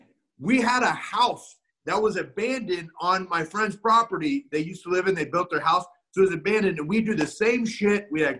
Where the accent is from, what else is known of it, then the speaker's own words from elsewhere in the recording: Holt, Missouri, United States; also born or lived in Kearney, Missouri; I grew up in fucking Kearney, Missouri, Holt, Missouri. Population in my fucking hometown was 309.